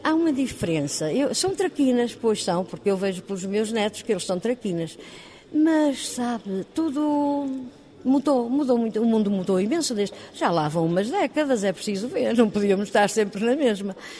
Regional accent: Porto, Norte, Portugal; eu nasci no Porto, sou do Porto

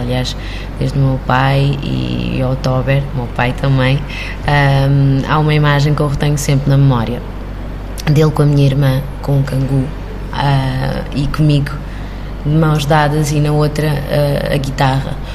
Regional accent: Cape Verde; moved away as an adult; also born or lived in Havana, Cuba; now in Portugal; eu nasci em, em Havana, Cuba, eh, e cresci em Cabo Verde. E só, só crioula

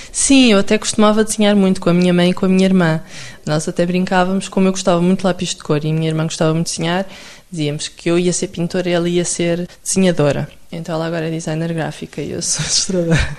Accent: Lousã, Centro, Portugal; also born or lived in Coimbra / Aveiro; eu, nasci em Coimbra, mas depois cresci na Lousã, portanto, um meio ainda mais pequenininho

